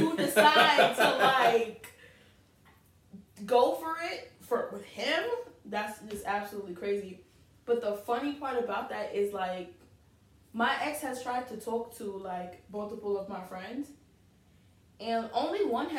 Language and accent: English; New York City, New York, United States; we're all from Southside Jamaica, Queens